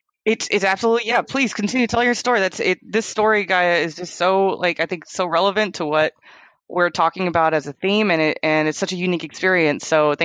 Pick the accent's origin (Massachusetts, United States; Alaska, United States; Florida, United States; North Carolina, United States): Florida, United States; I am from Florida.